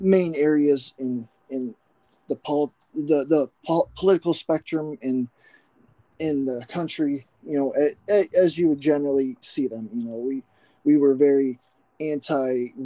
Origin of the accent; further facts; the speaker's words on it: McKean County, Northwest Pennsylvania, United States; I grew up here in Northwest PA, McKean County, about hour east of Erie.